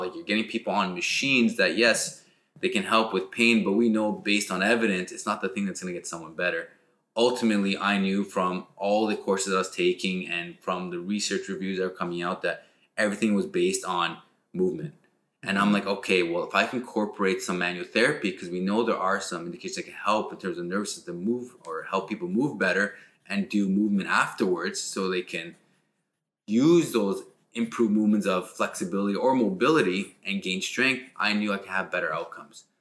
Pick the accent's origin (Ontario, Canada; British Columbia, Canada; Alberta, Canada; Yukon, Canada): Ontario, Canada; Ottawa; also born or lived in Montreal; raised in Ottawa